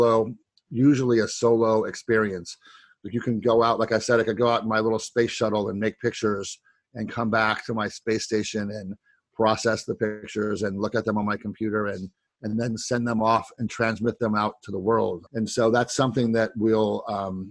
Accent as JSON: {"language": "English", "region": "Ohio", "country": "United States", "tie": "born or raised there", "said": "I grew up in Ohio and it was a very, very flat place"}